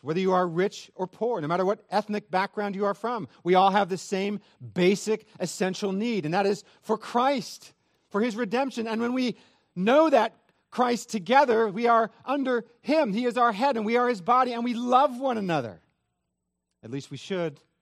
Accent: Northern California, United States; I am from Northern California

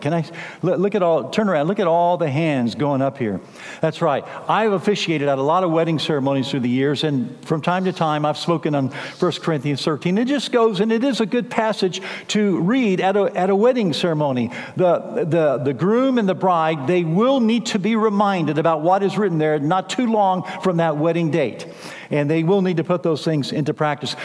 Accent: San Antonio, Texas, United States; moved away as an adult; also born or lived in Kansas City; now in San Antonio, United States; I was raised here in San Antonio

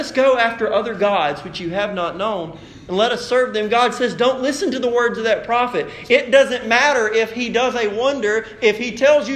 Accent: United States

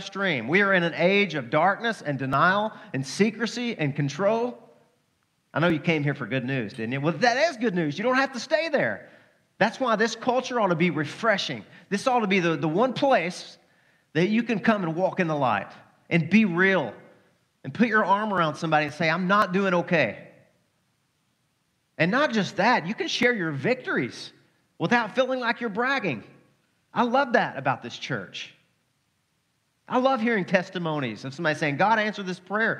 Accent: Arkansas, United States; I'm from Arkansas.

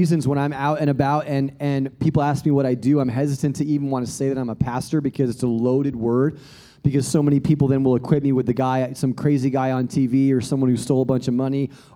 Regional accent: Australia; now in United States; I'm a European American, but I never refer to myself as European American because actually I'm an Australian American

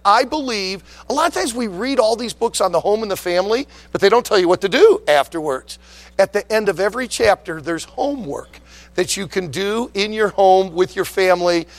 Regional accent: West Bloomfield, Michigan, United States; also born or lived in Leland, Michigan / Traverse City area, Michigan; I was born and raised in the Detroit area, in the uh, West Bloomfield area of Detroit

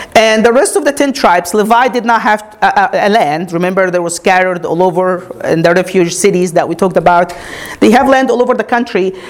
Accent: Egypt; moved away as an adult; now in United States; When I grew up, I grew up in Egypt, born and raised. I came to America when I was 22.

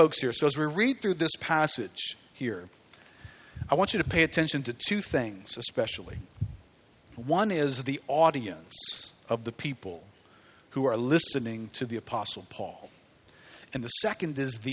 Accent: River Ridge, Louisiana, United States; It used to not have a name. Let's just call it Harahan because that's what I grew up around

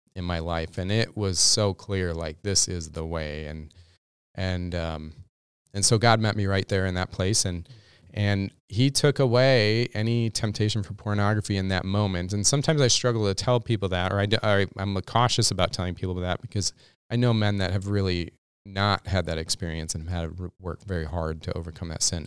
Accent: Minnesota, United States; also born or lived in Texas; being a Minnesotan

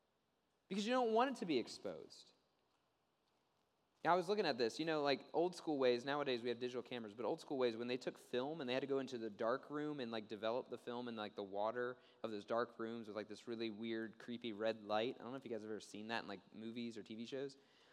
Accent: Maryland, United States; Time Magazine reported an incident that took place in my home state, the state of Maryland.

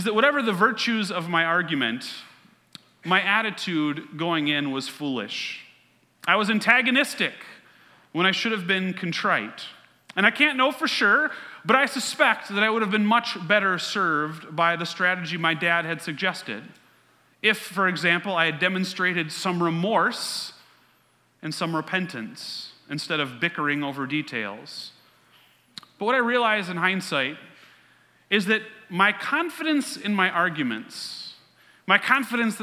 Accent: Mansfield, Ohio, United States; my hometown of Mansfield, Ohio

